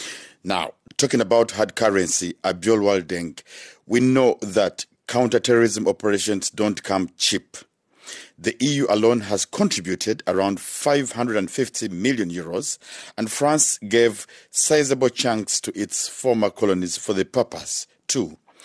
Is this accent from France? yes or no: no; Rwanda; I come from Rwanda.